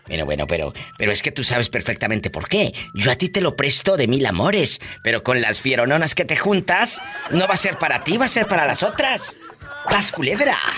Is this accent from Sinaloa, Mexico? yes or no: no; Matamoros, Tamaulipas, Mexico; Yo nací en Matamoros, Tamaulipas